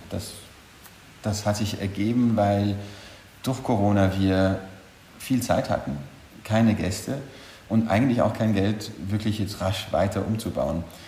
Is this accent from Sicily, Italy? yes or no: no; Bolzano, Trentino-Alto Adige, Italy; moved away as an adult; also born or lived in Vienna, Austria / Paris, France; now in Honfleur, France; Ursprünglich komme ich aus Südtirol, aus Bozen